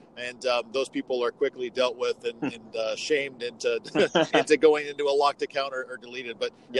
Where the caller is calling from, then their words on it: Walla Walla, Washington, United States; I am calling from beautiful Walla Walla, Washington.